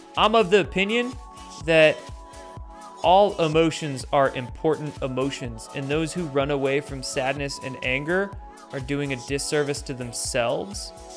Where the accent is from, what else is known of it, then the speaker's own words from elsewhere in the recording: Washington, United States; I grew up in Washington State, and I had a lot of family in Montana.